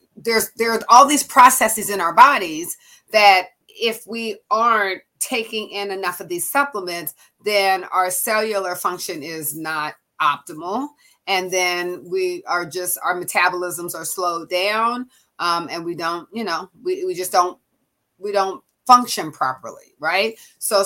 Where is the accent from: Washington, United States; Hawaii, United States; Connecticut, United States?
Washington, United States; Seattle; moved away as an adult; also born or lived in California; my family moved from Washington D.C. when I was six. I grew up in Seattle, Washington